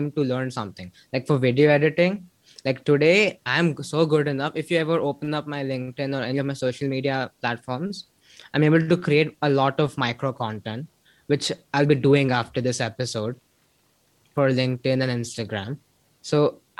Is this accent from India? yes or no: yes; near Mumbai and Pune, Maharashtra, India; Marathi is something they speak in Maharashtra, meaning near Mumbai and Pune, where I'm from.